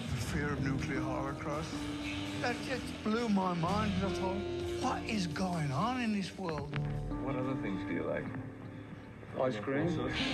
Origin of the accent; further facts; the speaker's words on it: Birmingham, West Midlands, United Kingdom; I was born in Aston, Birmingham